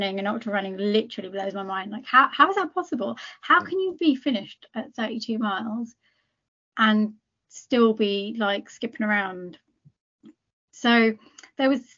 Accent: United Kingdom; I am British, but I'm also Indian. That I can't change that, and nor do I want to. And I proudly represent where I come from. You know, I'm Punjabi

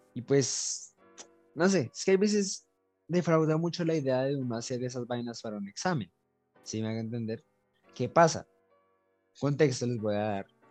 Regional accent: Colombia; tenemos como colombianos

